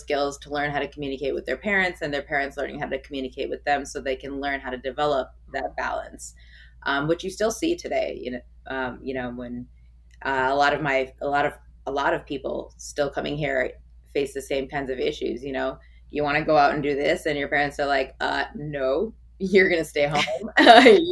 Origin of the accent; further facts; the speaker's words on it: United States; also born or lived in India (heritage); You know, I'm Indian and I am American.